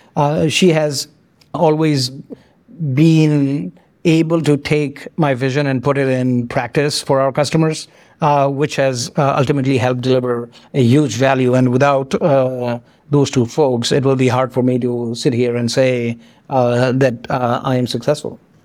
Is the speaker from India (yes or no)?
yes; India; moved away; also born or lived in France; I grew up in India. I came to France. I did not speak French